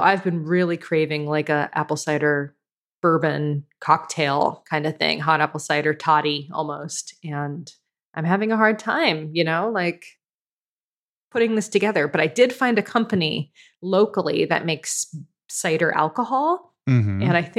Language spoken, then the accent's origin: English; East Coast, United States; now in Canada; I'm from the East Coast.